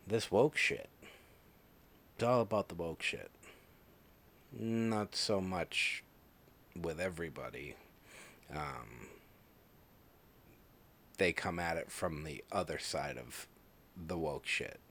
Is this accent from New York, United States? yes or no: no; Massachusetts, United States; I was brought up in Massachusetts.